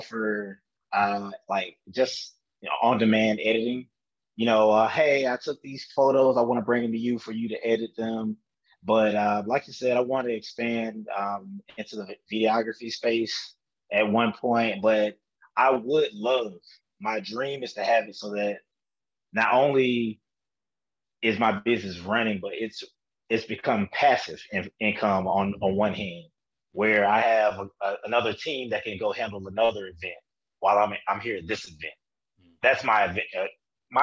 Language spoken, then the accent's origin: English; Montgomery, Alabama, United States; moved away; I'm from Montgomery and from Alabama, no matter where I am on this map